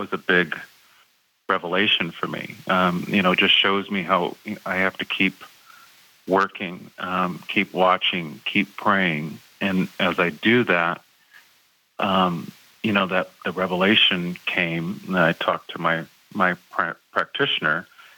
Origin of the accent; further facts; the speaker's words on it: California, United States; And I even went to Plainfield to see everyone because I was like from California.